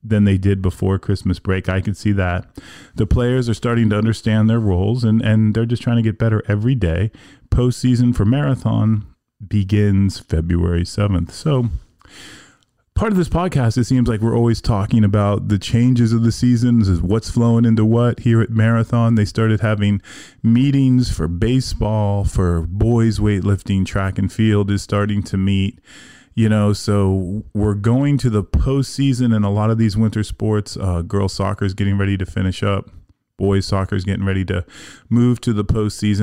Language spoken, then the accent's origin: English; Miami, Florida, United States; moved away; I grew up in Miami